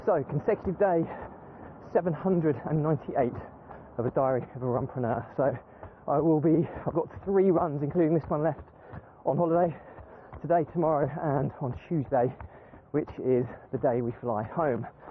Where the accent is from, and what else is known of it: United Kingdom